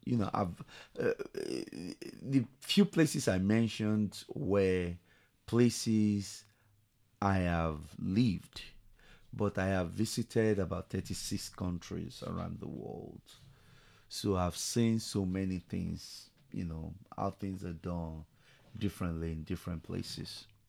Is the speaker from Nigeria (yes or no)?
yes; Nigeria; moved away as an adult; also born or lived in London, United Kingdom; now in Tulsa, United States; I was born in Nigeria, so I grew up there